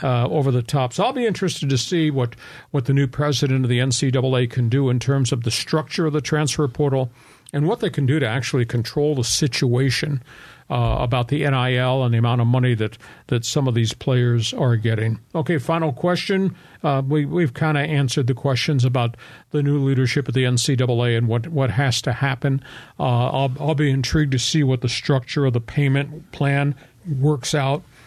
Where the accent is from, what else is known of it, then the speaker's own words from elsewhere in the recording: Long Island, New York, United States; moved away; also born or lived in Arizona; I was living on Long Island, growing up on Long Island.